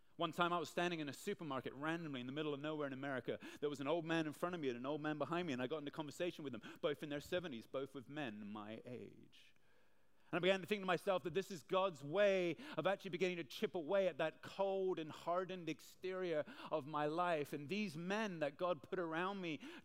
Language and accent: English; Hong Kong; Now, I'm from Hong Kong. I've lived here most of my life.